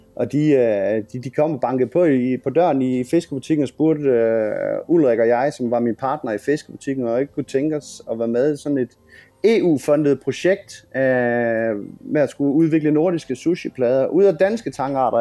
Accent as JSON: {"language": "Danish", "town": "Grenå", "region": "Central Denmark Region", "country": "Denmark", "said": "hvor jeg er fra. Øh, havnen i Grenå"}